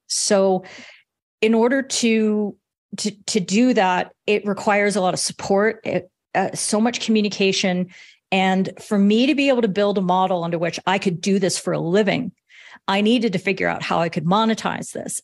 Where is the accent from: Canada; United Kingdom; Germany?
Canada; I'm Canadian